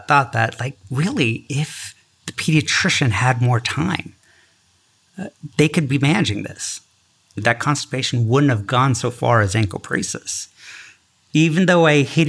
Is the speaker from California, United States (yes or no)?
yes; San Francisco Bay Area, California, United States; moved away as an adult; also born or lived in Newark, New Jersey / Caribou, Maine; now in New York, United States; I was born and raised in the San Francisco Bay Area to Indian immigrants